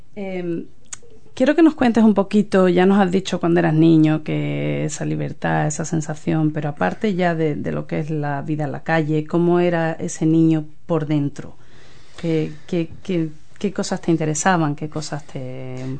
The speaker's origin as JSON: {"language": "Spanish", "region": "Andalusia", "country": "Spain", "also_born_or_lived": "London", "moved": "yes", "lives_now": "New Zealand", "said": "es de la misma región de donde yo vengo, que es Andalucía"}